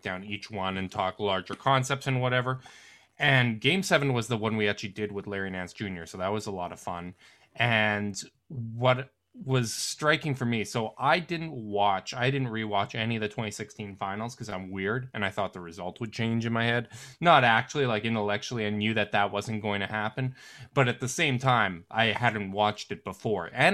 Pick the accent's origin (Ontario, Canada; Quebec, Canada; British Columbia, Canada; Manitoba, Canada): Manitoba, Canada; Winnipeg; I'm from Canada, born and raised Winnipeg.